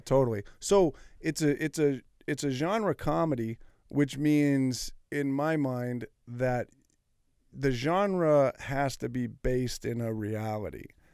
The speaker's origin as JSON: {"language": "English", "town": "Martinez", "region": "California", "country": "United States", "tie": "born or raised there", "said": "my hometown, up in Martinez"}